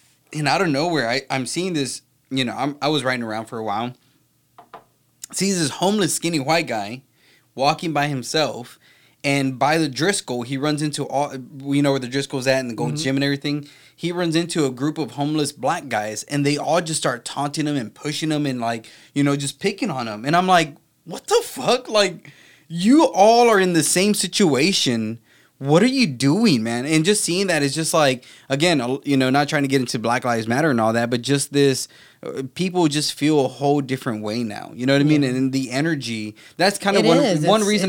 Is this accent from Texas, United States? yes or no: yes; Brownsville, Texas, United States; I'm Texas, baby. Born and raised